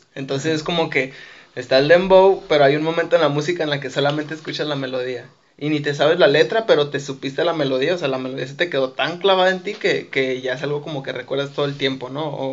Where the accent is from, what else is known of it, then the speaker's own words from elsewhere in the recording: Mexico; soy latino, soy mexicano